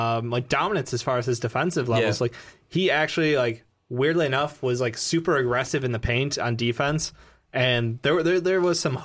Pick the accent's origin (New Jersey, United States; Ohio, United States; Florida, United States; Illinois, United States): Illinois, United States; Chicago; since we're all from Chicago